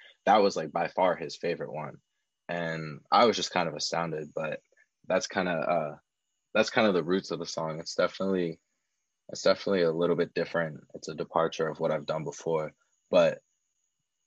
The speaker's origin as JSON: {"language": "English", "area": "outside of Philadelphia", "region": "Pennsylvania", "country": "United States", "tie": "born or raised there", "also_born_or_lived": "Pittsburgh", "moved": "yes", "lives_now": "Long Beach, United States", "said": "I grew up outside of Philadelphia"}